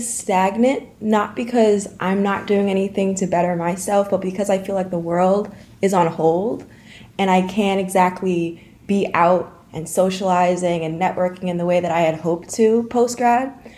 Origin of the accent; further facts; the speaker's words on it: Dutchess County, New York, United States; also born or lived in Syracuse, New York; I'm from Poughkeepsie, New York. Well, not from, but I'm from Dutchess County, New York. I live in Arlington, New York with my mother.